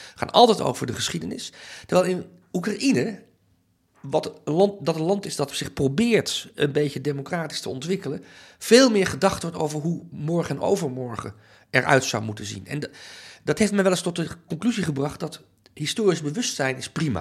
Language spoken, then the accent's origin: Dutch; Netherlands; also born or lived in Amsterdam; ik ben Nederlander, ik voel me ook een Nederlandse patriot.